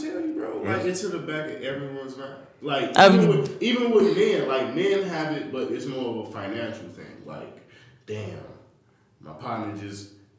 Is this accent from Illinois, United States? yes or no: yes; Chicago, Illinois, United States; I'm from Chicago.